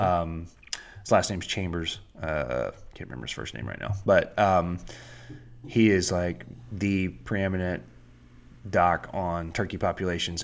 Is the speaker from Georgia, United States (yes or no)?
yes; South Georgia, United States; I grew up in South Georgia